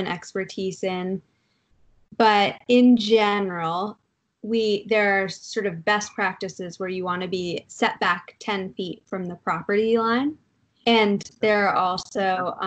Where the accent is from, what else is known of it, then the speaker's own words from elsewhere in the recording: Durham, New Hampshire, United States; now in New York, United States; I grew up in Durham, New Hampshire